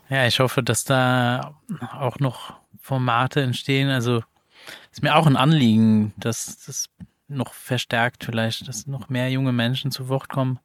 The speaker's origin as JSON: {"language": "German", "country": "Luxembourg", "moved": "yes", "said": "als Luxemburger"}